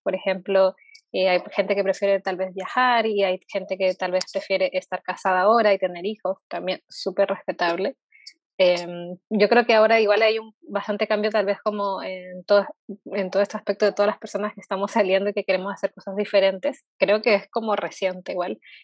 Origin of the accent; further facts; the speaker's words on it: Peru; now in Chile; yo, por ejemplo, soy de Perú, vivo acá en Chile